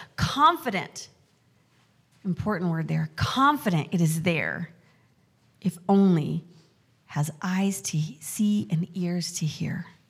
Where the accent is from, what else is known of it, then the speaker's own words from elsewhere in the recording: Mountain West, United States; moved away; also born or lived in Excelsior Springs, Missouri / Casper, Wyoming; I grew up in the Mountain West